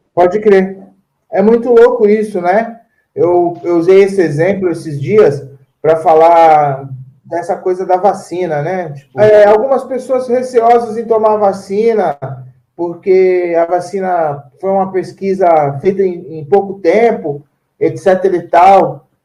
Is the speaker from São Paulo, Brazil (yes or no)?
yes; São Paulo, Brazil; Porque ah o bairro que eu, que eu sou mesmo é chama Jardim Antártica